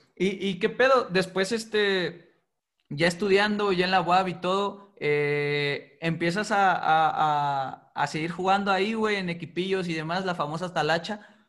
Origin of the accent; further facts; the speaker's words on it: Putla Villa de Guerrero, Oaxaca, Mexico; somos originarios de Putla Vía de Guerrero, que es una comunidad muy chica